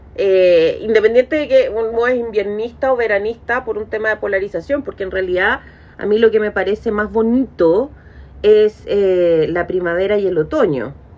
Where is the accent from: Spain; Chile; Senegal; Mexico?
Chile; uno como chileno